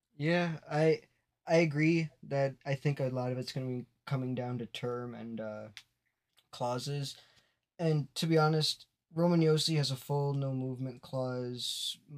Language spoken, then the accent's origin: English; Wisconsin, United States; I grew up in Wisconsin. I'm still in Wisconsin